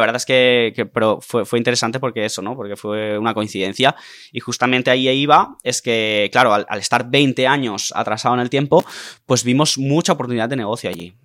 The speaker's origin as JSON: {"language": "Spanish", "area": "Tarragona", "region": "Catalonia", "country": "Spain", "also_born_or_lived": "Cambrils", "said": "somos de Tarragona"}